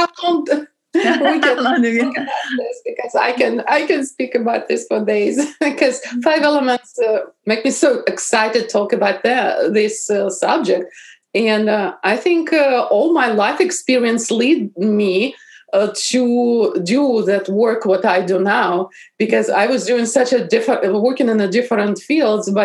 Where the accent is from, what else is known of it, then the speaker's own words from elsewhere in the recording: Bryansk Oblast, Russia; English is a second language; moved away as an adult; also born or lived in St. Petersburg, Russia; now in Seattle area, United States; Originally, I am from Russia. And I was born in Bryansk region.